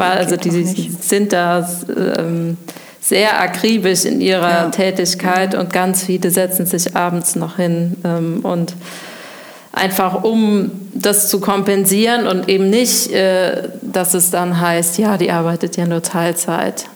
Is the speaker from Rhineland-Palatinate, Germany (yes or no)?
yes; Koblenz, Rhineland-Palatinate, Germany; now in Winningen, Germany; ich komme aus Koblenz, Schengelchen geboren ähm, und wohne eigentlich auch schon sehr lange in Winningen